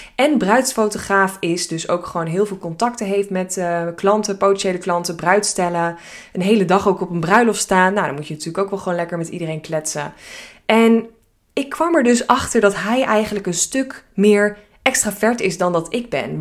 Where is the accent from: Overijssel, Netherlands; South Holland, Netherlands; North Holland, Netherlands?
North Holland, Netherlands; Hilversum; Ik eh, ben geboren en getogen in Hilversum.